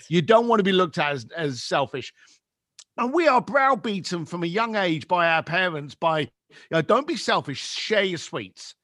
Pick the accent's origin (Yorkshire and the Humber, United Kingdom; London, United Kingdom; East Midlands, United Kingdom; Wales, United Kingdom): London, United Kingdom; I grew up in East London, on what should we call, what we could class as, like, the shitty end of London.